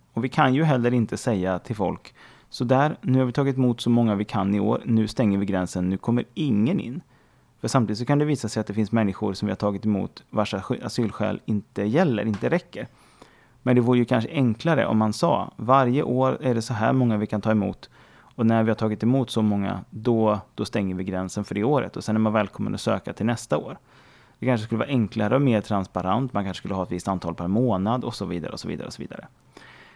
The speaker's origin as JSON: {"language": "Swedish", "country": "Sweden", "said": "Där jag är svensk"}